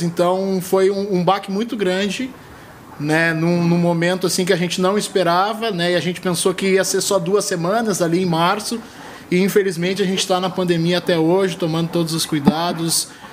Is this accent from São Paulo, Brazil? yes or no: no; Rio de Janeiro, Brazil; now in Canoas, Brazil; Sou natural do Rio de Janeiro, mas já estou há algum tempinho aqui